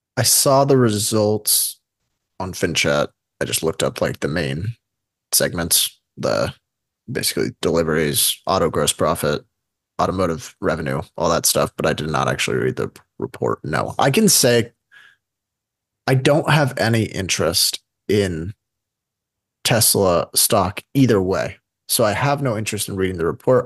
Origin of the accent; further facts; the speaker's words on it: United States; as an American